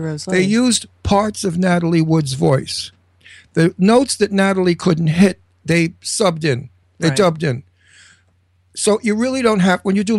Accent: New York City, New York, United States; I'm from Brooklyn, and we use dirty words.

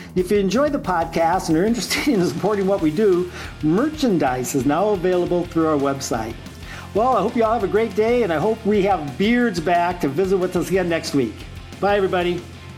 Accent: South Dakota, United States; I'm from South Dakota

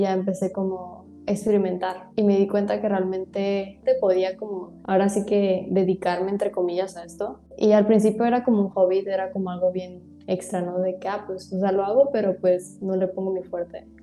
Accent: Tijuana, Baja California, Mexico; Soy de aquí de Tijuana. Todavía he estado aquí en Tijuana

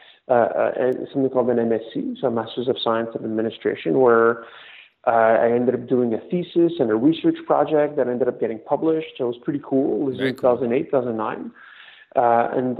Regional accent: Montreal, Quebec, Canada; My parents immigrated from Greece the late 70s, but I was born and raised in Montreal

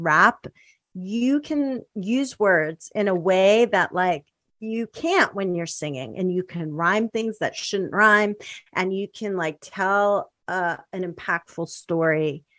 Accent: New York City, New York, United States; born there; like I was born in Spanish Harlem till I was three. Like I'm from the hood, like originally, but that doesn't count.

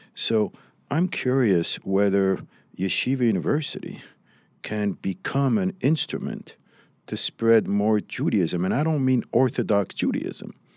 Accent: Morocco; now in United States; I was raised in Morocco

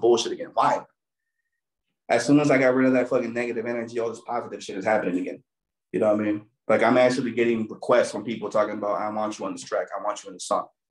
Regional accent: Torrance, California, United States; I'm from Eastside Torrance

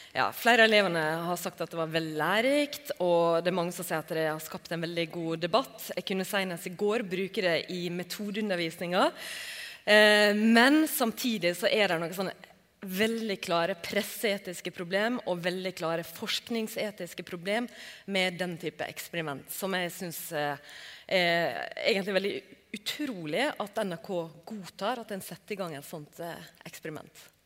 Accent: Norway; hos oss i Norge

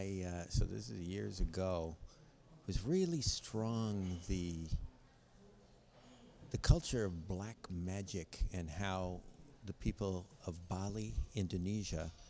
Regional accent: United States; I'm from America

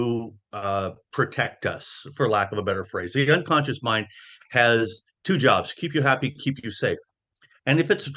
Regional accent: Wenatchee, Washington, United States; I grew up in the Wenatchee Valley in the foothills of the Cascades

